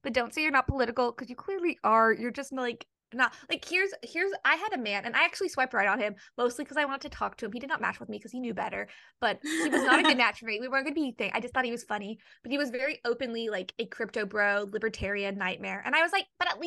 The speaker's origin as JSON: {"language": "English", "region": "the South", "country": "United States", "tie": "born or raised there", "said": "I grew up in the South"}